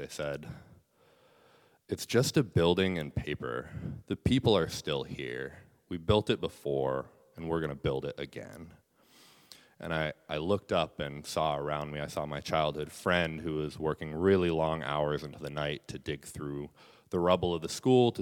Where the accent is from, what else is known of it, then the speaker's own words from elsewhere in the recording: Bethel, Alaska, United States; also born or lived in Southern California; Iapunnaalvik, the only Yupik language school in Bethel, my hometown